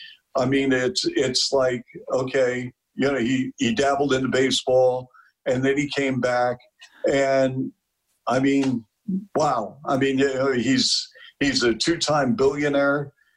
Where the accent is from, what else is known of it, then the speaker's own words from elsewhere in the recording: Seattle, Washington, United States; now in Chicago, United States; I grew up in Seattle.